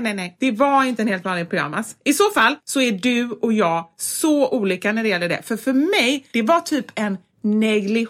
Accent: Gothenburg, Västra Götaland, Sweden; accent: Gothenburg; moved away as an adult; kommer ju från Kortedala, en förort som ligger med spårvagn typ 20-25 minuter från ja. city

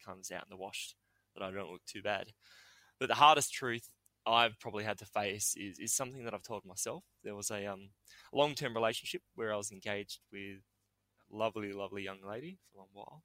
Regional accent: New South Wales, Australia; I was born in New South Wales

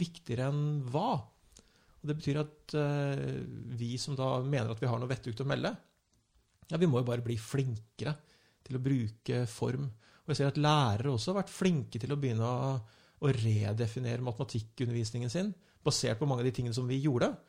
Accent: Lillehammer, Innlandet, Norway; jeg kommer fra Lillehammer

